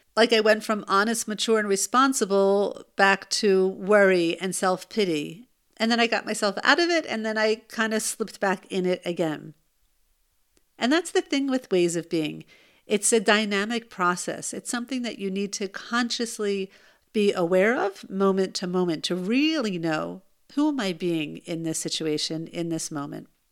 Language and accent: English; United States; now in Israel; I'm American